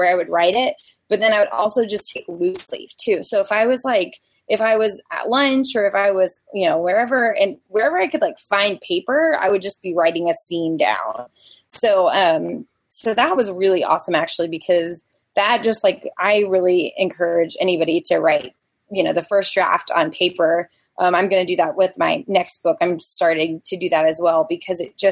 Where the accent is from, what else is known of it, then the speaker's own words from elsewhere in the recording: Louisiana, United States; moved away as an adult; now in Houston, United States; I'm from Louisiana